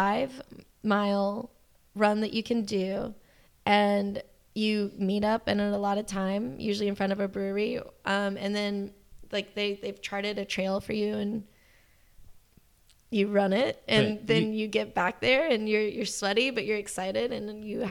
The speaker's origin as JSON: {"language": "English", "town": "Charlotte", "region": "North Carolina", "country": "United States", "lives_now": "Atlanta, United States", "said": "Well, I mean, I am from North Carolina. So I guess this is how I would sound if I didn't take pride in myself as an individual."}